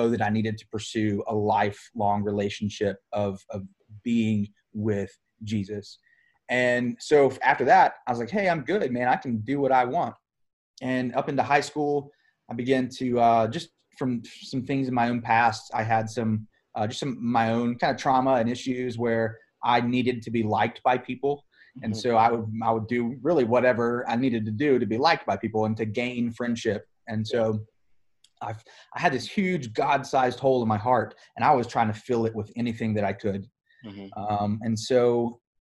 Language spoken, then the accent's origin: English; Tennessee, United States; I grew up here in Tennessee, in the right in the middle of the Bible Belt